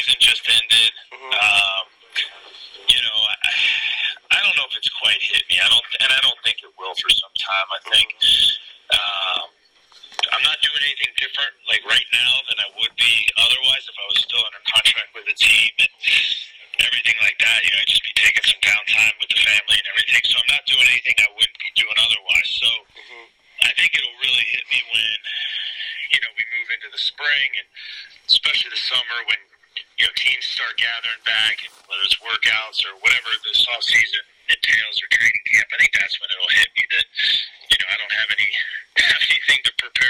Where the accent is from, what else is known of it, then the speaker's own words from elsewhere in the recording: Pennsylvania, United States; moved away; growing up in Pennsylvania